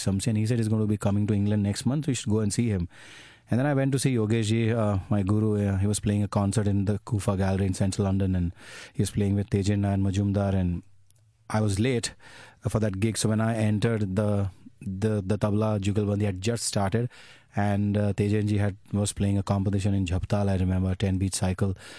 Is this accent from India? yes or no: yes; Ahmedabad, Gujarat, India; moved away as an adult; I'm from Ahmedabad.